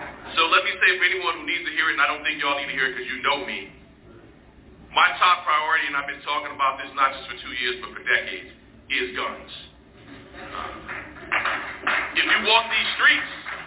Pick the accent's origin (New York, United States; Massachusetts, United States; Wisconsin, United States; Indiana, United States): New York, United States; New York City; I'm a kid from Harlem